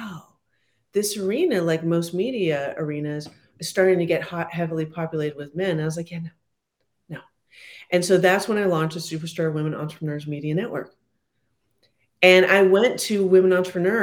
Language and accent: English; San Francisco, California, United States; I didn't grow up with hockey. I'm from San Francisco.